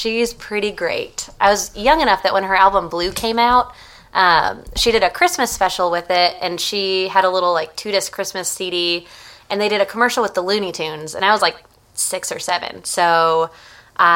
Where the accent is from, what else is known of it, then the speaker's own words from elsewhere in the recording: Chicago, Illinois, United States; moved away as an adult; now in Nashville, United States; I'm actually from Chicago, so I play up there a fair bit, too